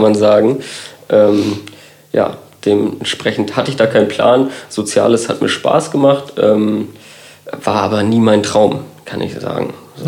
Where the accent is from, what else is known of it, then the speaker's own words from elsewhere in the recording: Kiel, Schleswig-Holstein, Germany; ich bin gebürtiger Kieler